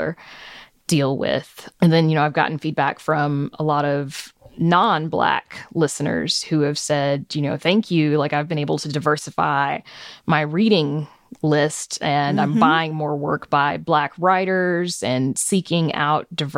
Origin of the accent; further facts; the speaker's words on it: the South, United States; I grew up in the South and it's a very conservative part of the country